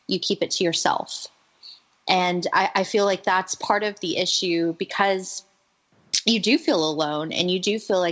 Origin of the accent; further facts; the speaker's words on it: the South, United States; growing up in the South